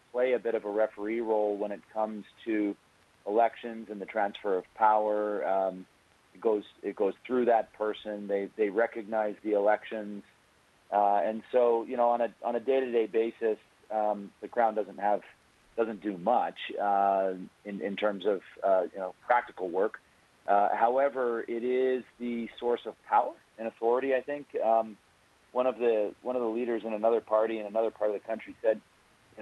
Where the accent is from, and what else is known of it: British Columbia, Canada